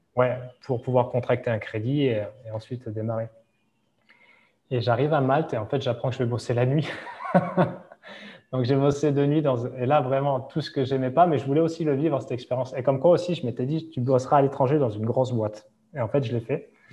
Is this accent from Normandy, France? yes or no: no; Hossegor, Nouvelle-Aquitaine, France; moved away as an adult; now in Dubai, United Arab Emirates; là où on a grandi euh, à Osegor, euh, parce que ma femme vient du même endroit